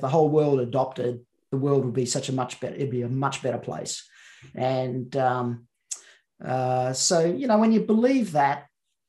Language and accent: English; Central Queensland, Australia; I was brought up in Central Queensland